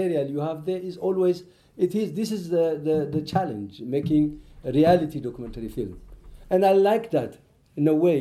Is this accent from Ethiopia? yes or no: yes; Ethiopia; I listen, Amharic, because I'm from Ethiopia.